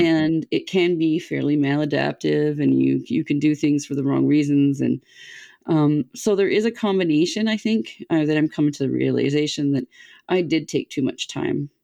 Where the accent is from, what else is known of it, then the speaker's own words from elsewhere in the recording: Canada; as a Canadian kid